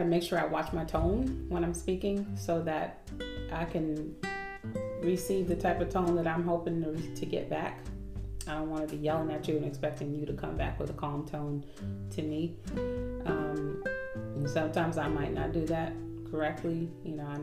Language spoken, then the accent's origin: English; Oakland, California, United States; now in Atlanta, United States; We're in Atlanta now, but we're from Oakland, California